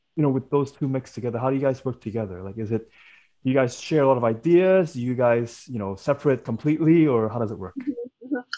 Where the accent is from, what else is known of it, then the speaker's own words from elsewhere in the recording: Hong Kong; I am Chinese myself and I grew up in Hong Kong